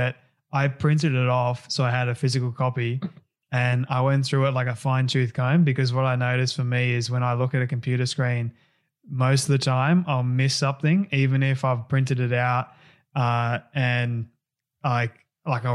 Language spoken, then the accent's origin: English; Australia; I'm an Aussie